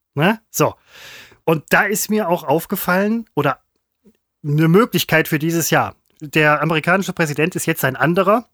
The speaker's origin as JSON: {"language": "German", "country": "Germany", "tie": "born or raised there", "moved": "yes", "said": "da, wo ich herkomme, wo ich gebürtig herkomme, aus Heidhausen"}